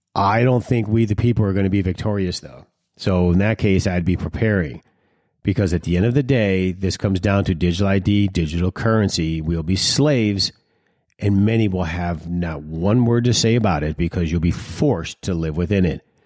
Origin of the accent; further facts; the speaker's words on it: Detroit, Michigan, United States; When I was growing up in Detroit, we had a certain lifestyle